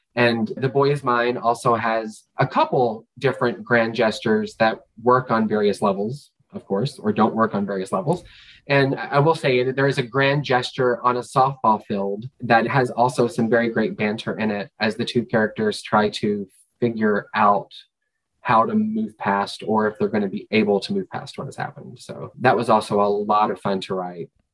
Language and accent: English; Kentucky, United States; moved away; I'm from Kentucky, which is the bluegrass state